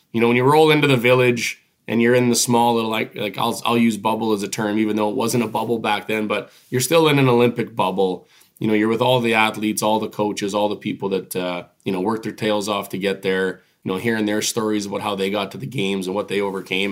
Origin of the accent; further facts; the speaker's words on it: Regina, Saskatchewan, Canada; Mosaic Stadium where I grew up in Regina